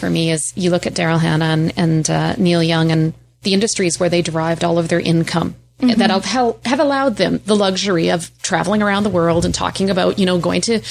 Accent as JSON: {"language": "English", "region": "Northwestern Ontario", "country": "Canada", "moved": "yes", "said": "I came from Northwestern Ontario, from a gold mining community"}